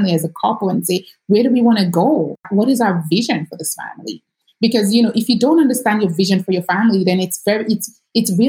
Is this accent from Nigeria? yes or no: yes; Nigeria; moved away as an adult; now in United States; I am not American. I grew up in Nigeria and I moved here in 2005